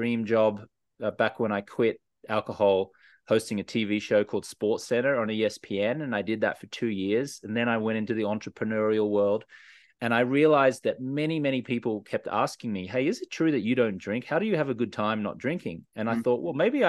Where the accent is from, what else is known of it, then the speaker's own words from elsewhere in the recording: Australia; I was a socially acceptable drinker for many years growing up in Australia